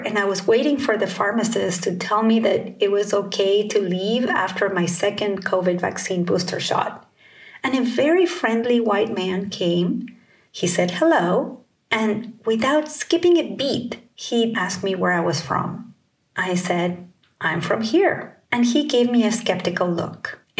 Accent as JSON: {"language": "English", "region": "California", "country": "United States", "said": "I'm from the Bay Area in Northern California."}